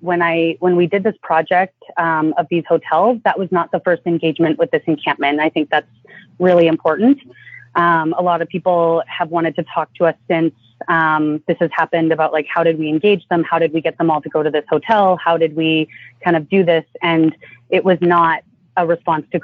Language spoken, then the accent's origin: English; Canada; now in Los Angeles, United States; being Canadian here in the States